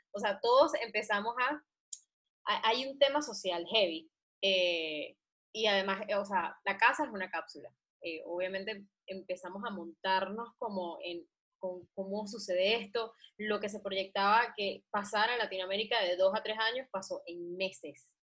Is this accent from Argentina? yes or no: no; Venezuela; los venezolanos somos los nuevos chinos